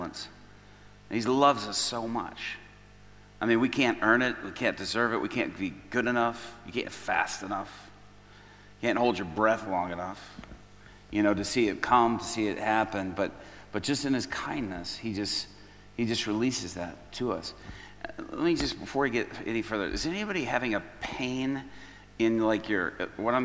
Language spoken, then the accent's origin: English; Chicago, Illinois, United States; I'm from Chicago